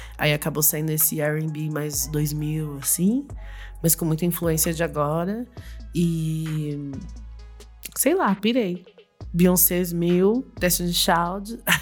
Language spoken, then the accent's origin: Portuguese; Jacareí, São Paulo, Brazil; moved away as an adult; now in São Paulo, Brazil; eu sou de Jacareí, né? Não sou daqui de São Paulo